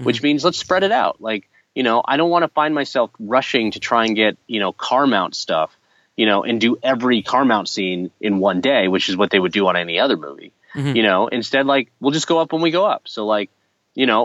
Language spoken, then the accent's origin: English; Seattle, Washington, United States; we're both from Seattle